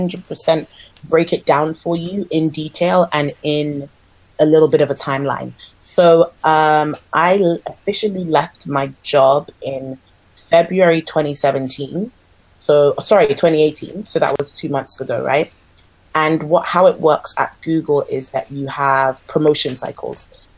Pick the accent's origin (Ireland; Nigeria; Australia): Nigeria; like even though I'm Nigerian, I was never really taught specific Afro dance